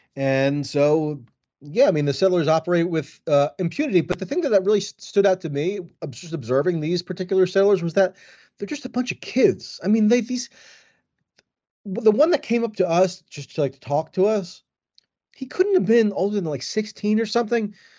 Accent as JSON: {"language": "English", "country": "United States", "said": "I'm an American with, with an American passport"}